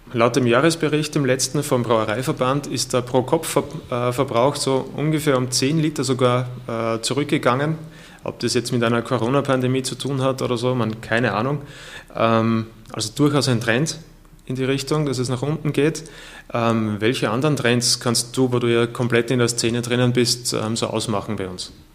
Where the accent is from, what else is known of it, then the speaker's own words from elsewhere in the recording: Austria; bei uns in Österreich